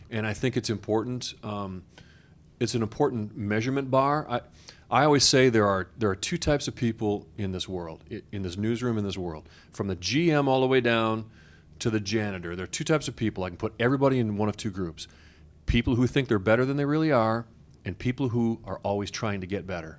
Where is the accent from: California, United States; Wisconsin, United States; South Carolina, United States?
Wisconsin, United States; Beloit; I'm from Beloit, Wisconsin, right on the border with Illinois